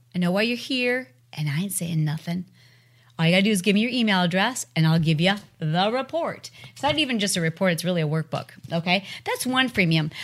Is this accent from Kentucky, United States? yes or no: no; Michigan, United States; I'm from Michigan